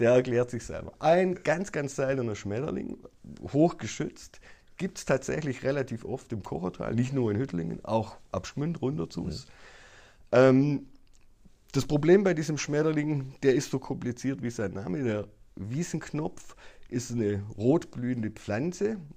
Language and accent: German; Baden-Württemberg, Germany; bei uns in Baden-Württemberg